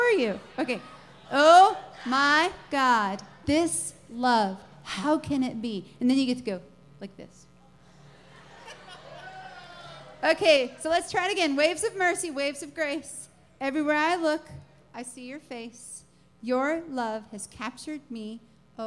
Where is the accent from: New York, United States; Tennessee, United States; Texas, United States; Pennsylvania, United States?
Tennessee, United States; Nashville; I'm from Nashville